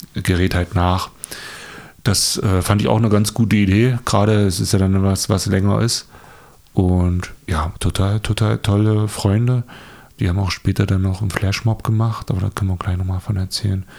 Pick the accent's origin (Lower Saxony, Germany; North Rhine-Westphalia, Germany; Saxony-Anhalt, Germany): Saxony-Anhalt, Germany; Dessau; wie kommen wir hier aus Dessau, Sachsen-Anhalt? ähm, bei uns ist ja flach